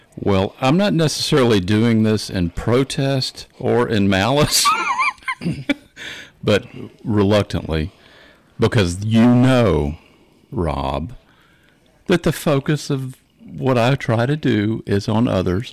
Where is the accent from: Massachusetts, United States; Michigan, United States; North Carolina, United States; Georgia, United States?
Georgia, United States; Macon; I was born in Macon, Georgia, lived in Georgia for a long time